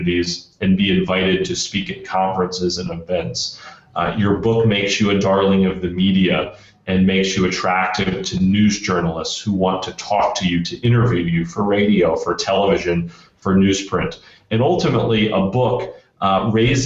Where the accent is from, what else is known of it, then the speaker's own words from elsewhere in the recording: Central Florida, United States; I grew up in Central Florida